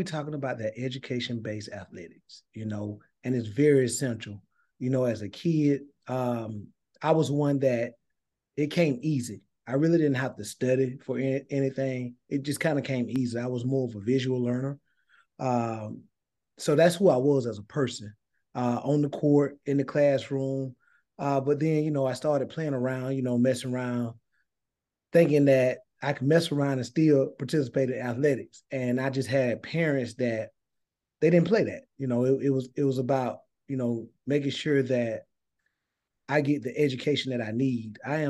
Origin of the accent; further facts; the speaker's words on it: Thomasville, Georgia, United States; some familiar names that you may know that came from Thomasville, Georgia, but that's where I'm from. I grew up in Thomasville.